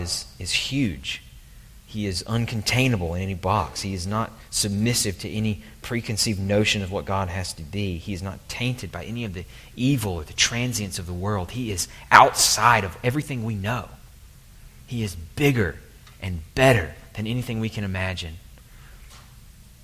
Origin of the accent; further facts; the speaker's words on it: the South, Southern United States, United States; accent: southern; my southern accent